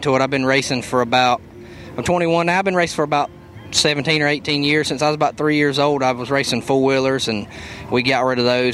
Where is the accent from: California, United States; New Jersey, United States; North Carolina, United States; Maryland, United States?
North Carolina, United States; Mooresboro; I'm from Mooresboro, North Carolina